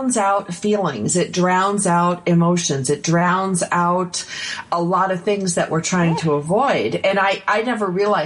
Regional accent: Buffalo, New York, United States; I grew up in Buffalo

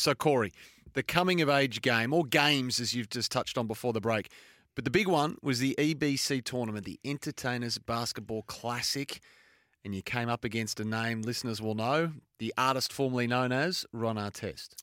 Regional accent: Australia; as an Australian

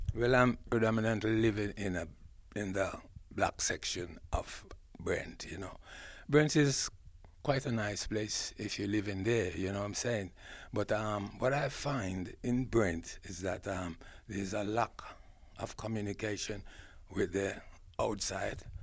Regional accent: Jamaica; moved away as an adult; now in England; I was born in Jamaica, and I was schooled in Ja-, Jamaica

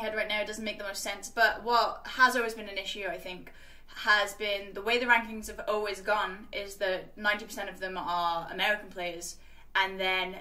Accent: Wales, United Kingdom; I was from Wales, where it was, like, 6 or 7 people at the time

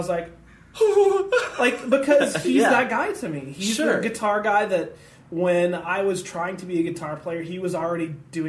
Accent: Santa Clarita, California, United States; Northern L.A. County. I grew up in Santa Clarita Valley.

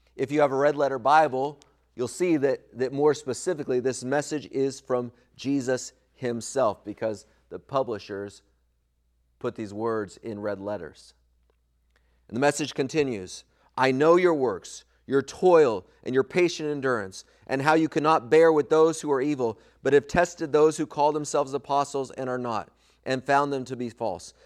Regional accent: Southern California, United States; When I was a kid growing up in Southern California

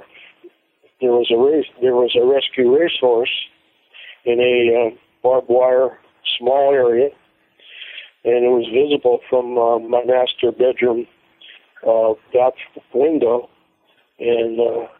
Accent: Youngstown, Ohio, United States; also born or lived in Fort Ord, California; I was actually born in Fort Ord during the war, but when the war ended, I was raised in Ohio. I was raised by my grandparents

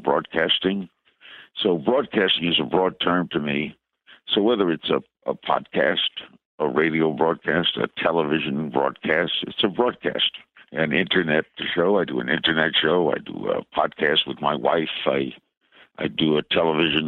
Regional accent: New York City, New York, United States; I knew all the stations growing up in New York and Brooklyn

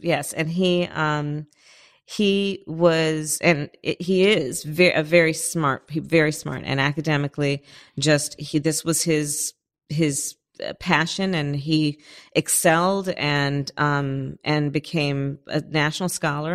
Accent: Berkeley, California, United States; also born or lived in Oakland; I was born in Oakland and I grew up in Berkeley in the flatlands on the other side of the tracks

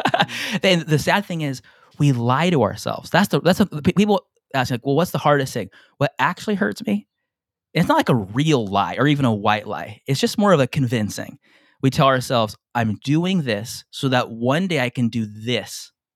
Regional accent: San Diego, California, United States; moved away as an adult; now in Hawaii, United States; I'm from San Diego, by the way, born and raised, I live in Hawaii now.

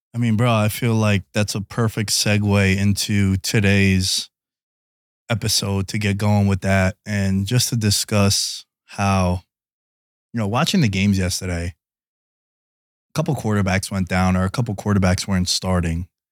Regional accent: New York City, New York, United States; I grew up in New York City

